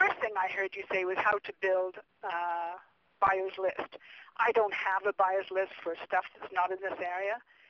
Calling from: California, United States; Silicon Valley, a little bit, about 35 minutes from Santa Cruz

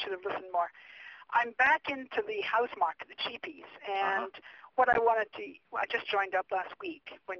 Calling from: California, United States; Silicon Valley, a little bit, about 35 minutes from Santa Cruz

